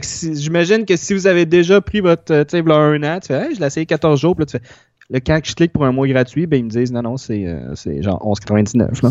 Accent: Longueuil, Quebec, Canada; le centre d'achat que j'allais quand j'étais petit à Longueuil

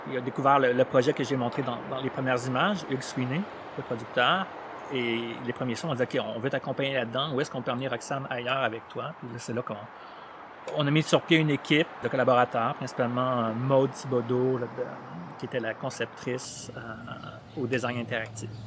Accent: Chad; I don't speak Arab. Je viens du Tchad. Je parlais français. Un peu

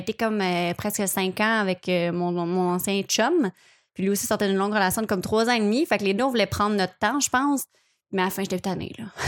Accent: Charlemagne, Quebec, Canada; je viens de Repentigny, ben, de Charlemagne, juste à côté

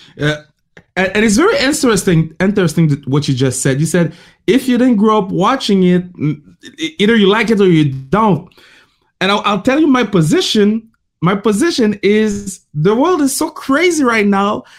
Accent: Canada; I'm a black man gr- growing up in Canada

